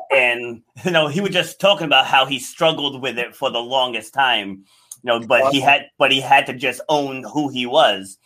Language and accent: English; Rhode Island, United States; also born or lived in New York City; I was born in New York City, but then uh, my parents moved moved us out of the city, and we li- I grew up in rural Rhode Island